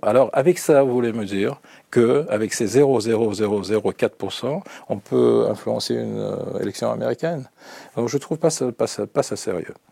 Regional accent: Russia; French is a second language; chez nous en Russie

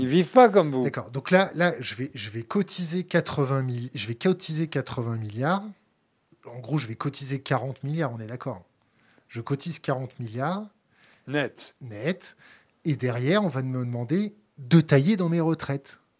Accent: France; Nous, en tant que Français, on, on l'a dans l'os.

